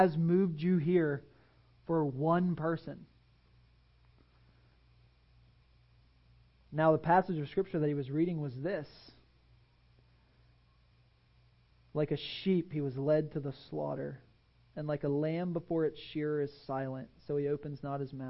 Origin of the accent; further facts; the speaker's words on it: Pennsylvania, United States; now in Tampa, United States; I grew up in Pennsylvania